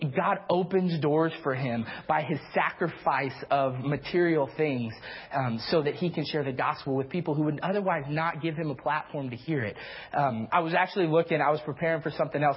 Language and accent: English; the South, United States; I'm from the South, so I have a tendency towards the Big 12